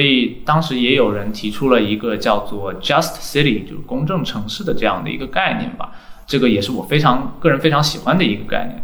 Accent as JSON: {"language": "Chinese", "town": "Xiamen", "region": "Fujian", "country": "China", "moved": "as an adult", "lives_now": "Shanghai, China", "said": "我是厦门人，嗯。然后在二零零七年的时候，嗯。就在我住的那个区"}